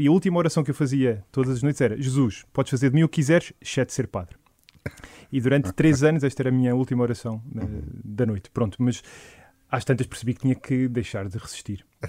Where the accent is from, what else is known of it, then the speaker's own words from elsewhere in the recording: Algueirão, Lisbon, Portugal; eu sou do, da Paróquia do Algueirão